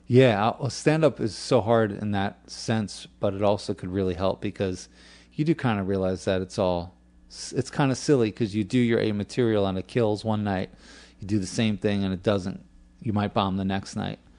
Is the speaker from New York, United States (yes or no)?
yes; New York, United States; moved away as an adult; also born or lived in California; I am from New York. I lived in California for about eight years